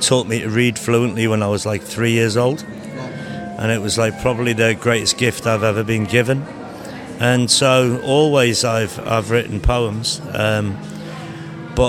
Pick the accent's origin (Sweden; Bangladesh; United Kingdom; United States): United Kingdom; Liverpool, North West England; now in Newcastle upon Tyne, United Kingdom; I'm from Liverpool